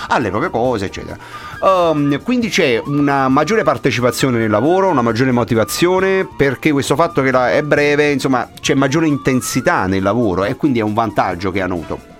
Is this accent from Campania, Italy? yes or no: yes; Naples, Campania, Italy; da napoletano, eh, da campano, insomma, da, da, da uomo del sud